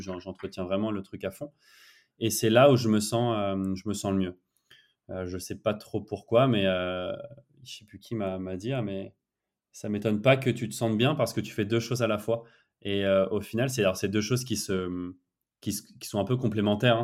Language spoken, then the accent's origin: French; France; now in Barcelona, Spain; en tant que Français